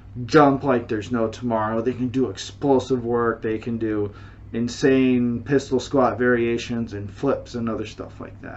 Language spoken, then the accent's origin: English; United States; now in China; I am American. I am living in China